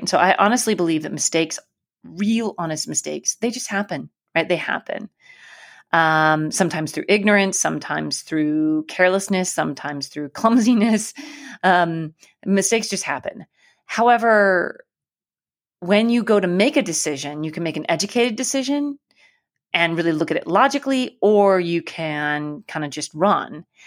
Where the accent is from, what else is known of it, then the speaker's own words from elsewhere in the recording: Alaska, United States; I grew up in Alaska